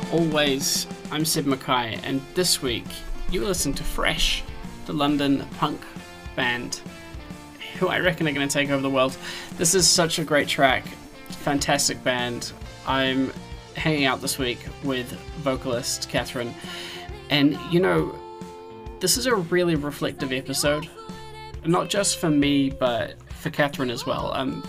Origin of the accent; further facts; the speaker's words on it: New Zealand; moved away; It's honestly, it's funny because I moved up here from New Zealand and I was like, it'll be fine.